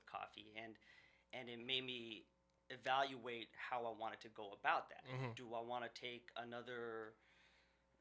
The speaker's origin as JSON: {"language": "English", "town": "Seattle", "region": "Washington", "country": "United States", "tie": "born or raised there", "also_born_or_lived": "Saudi Arabia", "said": "I grew up in West Seattle, and, you know, elementary, middle school, high school"}